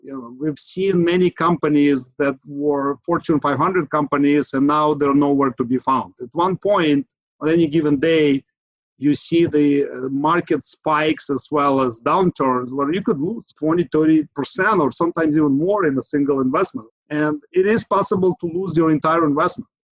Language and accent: English; Ukraine; now in San Francisco Bay Area, United States; Originally, I I'm from Ukraine. I've lived in Bay Area in the Silicon Valley for the last 20 years or so